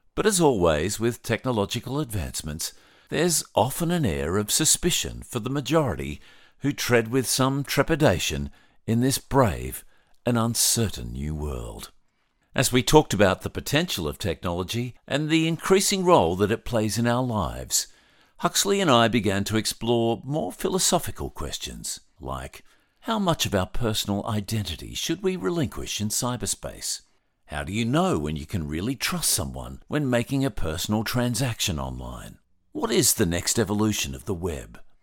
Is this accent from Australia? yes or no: yes; Australia